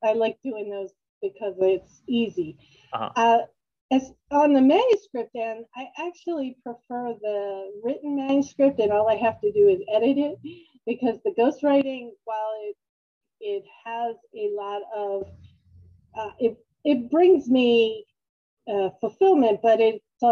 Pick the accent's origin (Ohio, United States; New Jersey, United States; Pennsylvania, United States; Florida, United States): Pennsylvania, United States; Upper Darby; also born or lived in Maryland; I'm from the Philadelphia area, and I grew up in Upper Darby